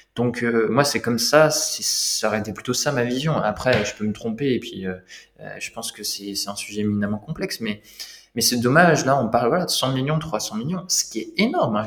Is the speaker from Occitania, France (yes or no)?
no; Lorraine, Grand Est, France; j'ai grandi en Lorraine. J'ai grandi en Lorraine.